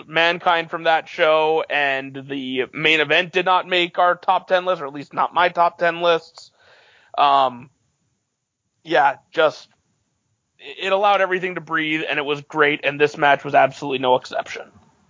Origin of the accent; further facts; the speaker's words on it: Canada; talked before about, you know, the 9-year-old Canadian kid and how, like, being a sports fan in 97 as a Canadian was not really you did not have a ton of good stuff happening.